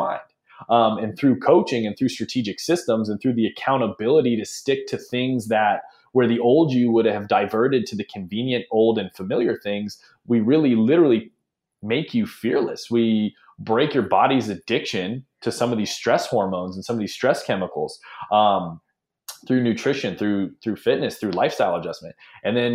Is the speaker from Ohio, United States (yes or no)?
yes; Ohio, United States; also born or lived in Hawaii / Nashville, Tennessee / Phoenix / Los Angeles; now in San Francisco, United States; I grew up in Ohio